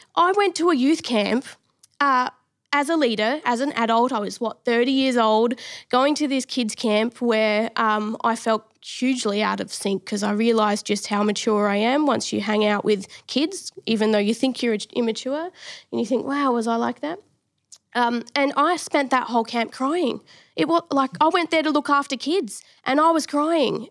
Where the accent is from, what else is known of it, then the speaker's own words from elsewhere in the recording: Adelaide, South Australia, Australia; moved away as an adult; now in Victoria, Australia; grew up in Adelaide